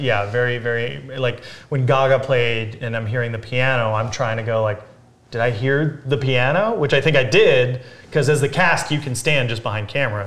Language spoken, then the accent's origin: English; Big Bear Lake, California, United States; We grew up in Big Bear